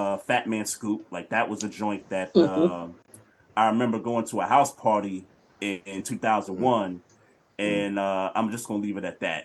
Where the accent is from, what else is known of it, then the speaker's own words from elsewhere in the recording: New York City, New York, United States; I grew up in New York City, and, you know, it's 97, and I'm just a freshman in high school